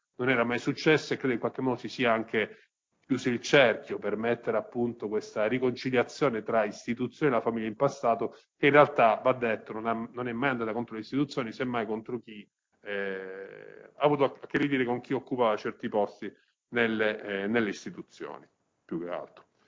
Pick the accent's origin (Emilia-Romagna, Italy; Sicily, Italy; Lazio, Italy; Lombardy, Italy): Sicily, Italy; da siciliano